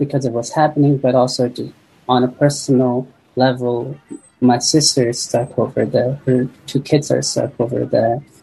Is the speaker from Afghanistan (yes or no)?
yes; Afghanistan; also born or lived in Pakistan; now in United States; I'm originally from Afghanistan